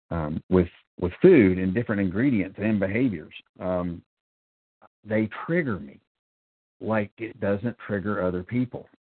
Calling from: North Carolina, United States; I am a recovered compulsive overeater, and I'm calling from North

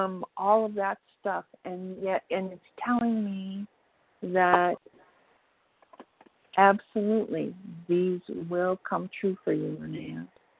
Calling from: Minnesota, United States; I'm calling from Minnesota

